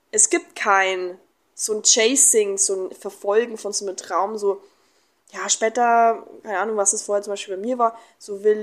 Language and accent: German; Germany; now in Mexico; ich war dann vier, vier Wochen in Deutschland, ähm, in meiner Heimat. Und dann bin ich wieder nach Mexiko.